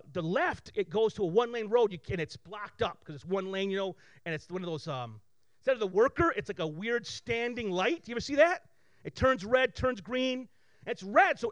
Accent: Flint, Michigan, United States; I grew up here in Flint with very little

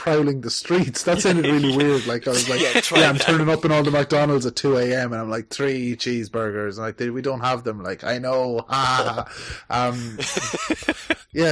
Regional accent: Ireland; I'm from Ireland

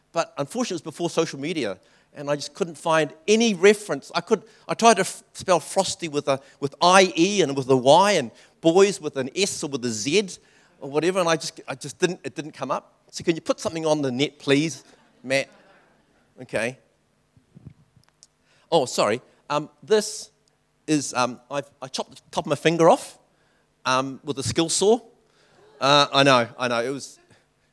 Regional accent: New Zealand; also born or lived in Taishan (family); I'm Chinese. I was born in New Zealand

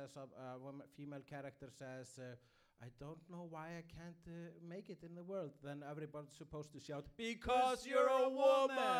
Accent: Iceland; I am Icelandic

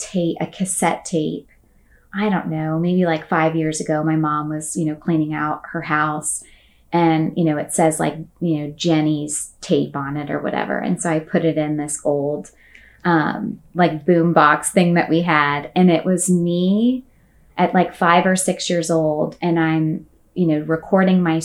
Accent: Ocala, Florida, United States; moved away as an adult; now in Orlando, United States; I grew up and was born and raised in Ocala, Florida

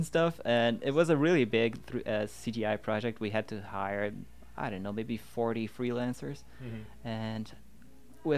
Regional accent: Rio de Janeiro, Brazil; moved away as an adult; also born or lived in Porto Alegre, Brazil; I'm originally from Rio

